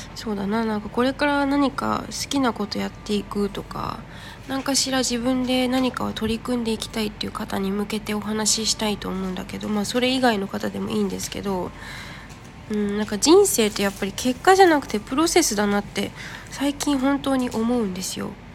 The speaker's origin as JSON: {"language": "Japanese", "country": "Japan", "tie": "born or raised there", "moved": "as an adult", "lives_now": "Thailand"}